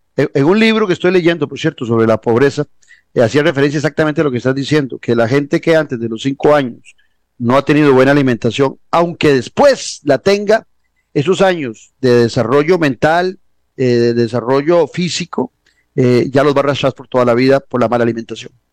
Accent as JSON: {"language": "Spanish", "country": "Costa Rica", "said": "una sociedad como la costarricense, donde vos, yo y tantos tuvimos oportunidad de educarnos en lo público"}